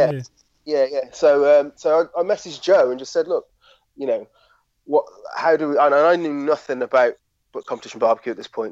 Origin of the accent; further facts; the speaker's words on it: Shropshire, West Midlands, United Kingdom; I'm a lad from Shropshire